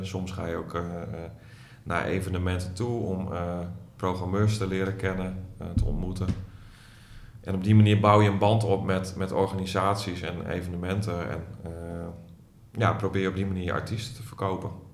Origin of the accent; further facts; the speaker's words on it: Groningen, Netherlands; also born or lived in Hilversum; Ik ben een geboren Groninger